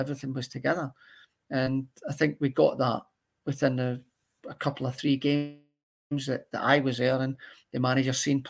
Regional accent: United Kingdom; well, I'm still British, I'll be kind of mingling.

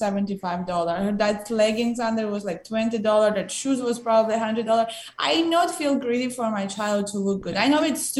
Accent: Ukraine; moved away as an adult; now in United States; my country and support my people

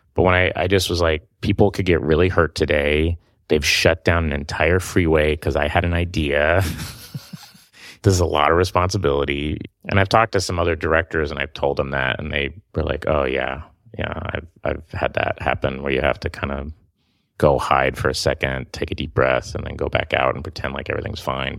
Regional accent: Oklahoma, United States; moved away; I'm from Oklahoma

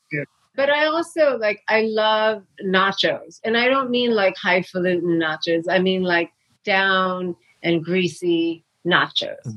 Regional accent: New York City, New York, United States; I grew up in New York City

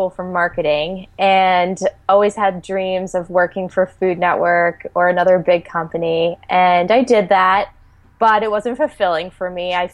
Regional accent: Pennsylvania, United States; now in Philadelphia, United States; No, I grew up in the Wilkes-Barre Scranton area in Pennsylvania, and went to Temple University. So I've been here since 2002.

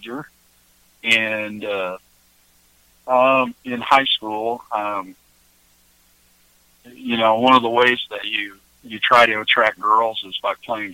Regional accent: Kansas City, Missouri, United States; also born or lived in Iowa; I was born in Iowa, in a little farm town in northeast Iowa. And then we moved to Kansas City, Missouri when I was young.

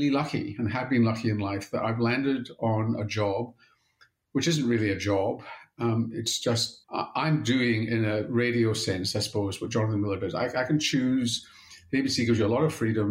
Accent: Scotland, United Kingdom; now in Australia; growing up in Scotland

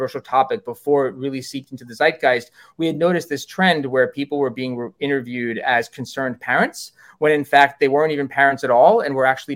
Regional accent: New York, United States; I'm a New Yorker

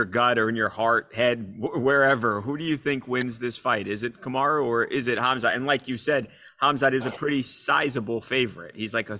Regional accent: New York, United States; my hometown New York Liberty

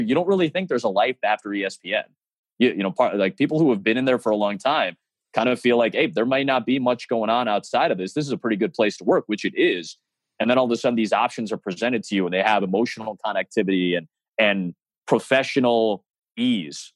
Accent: Chicago, Illinois, United States; it's my hometown

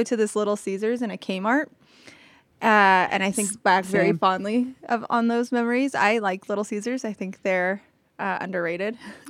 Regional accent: Denver, Colorado, United States; growing up in Denver and the surrounding area

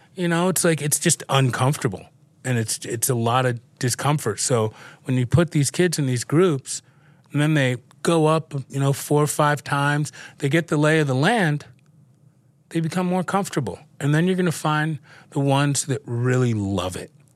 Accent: New York City, New York, United States; Growing up in New York and in the city and, uh, having a family who was in the dry cleaning business, I grew up around clothes.

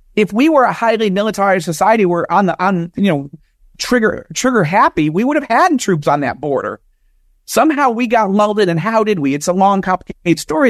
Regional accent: United States; moved away as an adult; now in Israel; evangelical Jewish American, born and raised in America

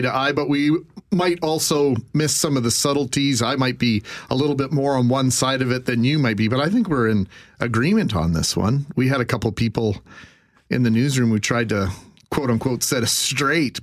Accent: Canada; I'm Canadian

